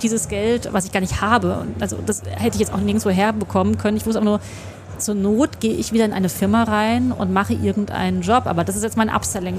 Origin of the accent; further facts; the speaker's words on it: Hesse, Germany; moved away as an adult; now in Berlin, Germany; ich komme ja aus Westdeutschland